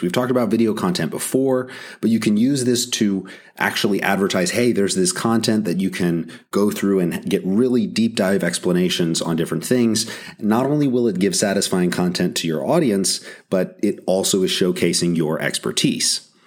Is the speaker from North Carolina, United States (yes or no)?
yes; North Carolina, United States; my home state of North Carolina